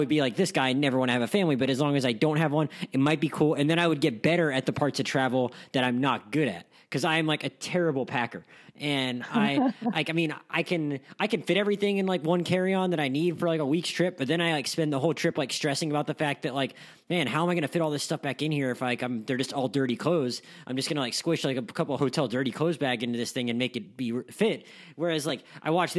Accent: Pensacola, Florida, United States; also born or lived in Gainesville; I grew up living in Pensacola

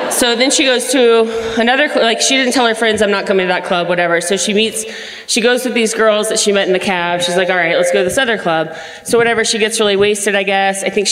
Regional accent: Florida, United States; now in Denver, United States; I'm from Florida

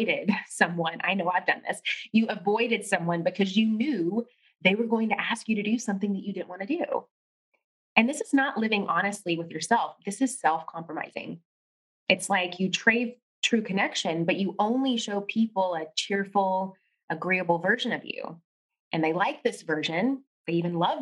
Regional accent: Tennessee, United States; also born or lived in New York City; when I got back home to Tennessee

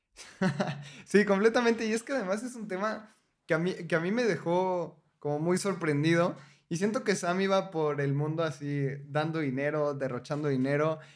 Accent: Mexico; como mexicano

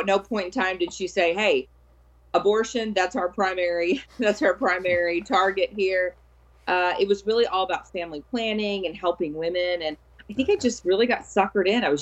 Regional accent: South Louisiana, United States; I grew up in South Louisiana

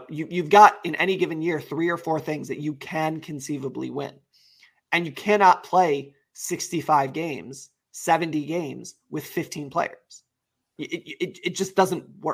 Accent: United States; I'm American

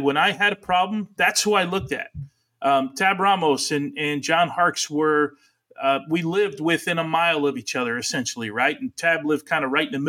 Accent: New Jersey, United States; first language Italian; English is a second language; I was a punk from New Jersey

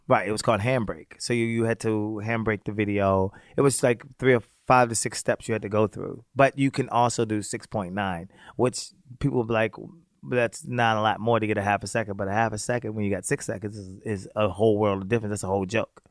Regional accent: Baltimore, Maryland, United States; also born or lived in Virginia; I grew up in Baltimore, the projects of Baltimore City.

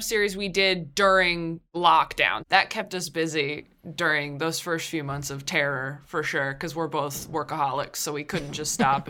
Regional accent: California, United States; I'm from California. Yeah, not LA proper, but I'm from California.

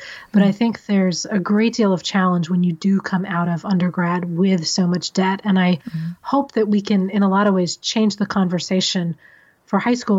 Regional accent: Missouri, United States; also born or lived in San Diego, California / Decatur, Illinois; So I was born in San Diego, and then my family moved to the Midwest, and we lived in Decatur, Illinois, and then a suburb of St. Louis, Missouri.

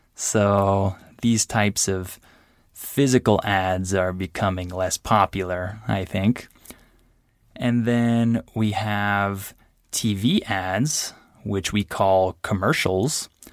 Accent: San Diego, California, United States; my hometown, which is San Diego, California

